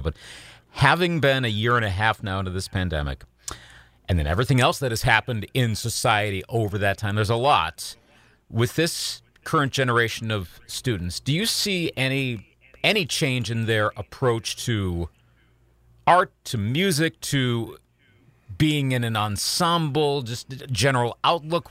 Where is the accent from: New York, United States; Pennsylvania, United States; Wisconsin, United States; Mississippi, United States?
Wisconsin, United States; Eau Claire; also born or lived in Iowa; my hometown here in Eau Claire